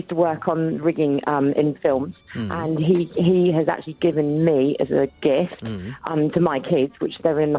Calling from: Woking, South East England, United Kingdom

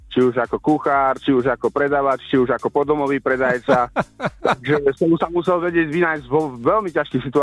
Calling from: Vienna, Austria; Ja vás počúvam z Viedne.

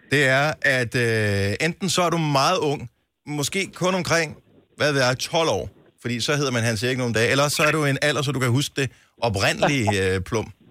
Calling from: Denmark; jeg ringer fra Dyster, hvis du ved, hvor det er.

